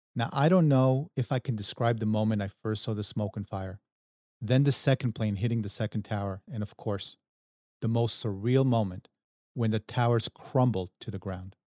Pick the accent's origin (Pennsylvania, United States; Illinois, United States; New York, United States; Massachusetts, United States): New York, United States; New York City; our childhood growing up in Queens, New York